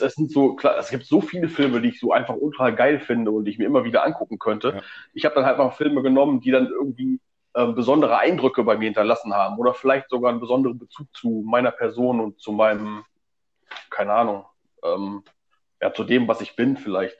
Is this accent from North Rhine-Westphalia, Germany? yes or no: yes; Stemwede, North Rhine-Westphalia, Germany; ich komme aus äh, Stemwede, ähm, das ist irgendwo am Arsch der Welt.